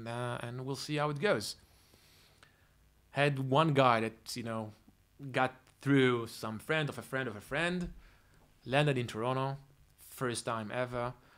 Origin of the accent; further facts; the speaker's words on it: Israel; English is a second language; I said, hey, I'm coming from Israel. I have that kind of money coming in 2 months.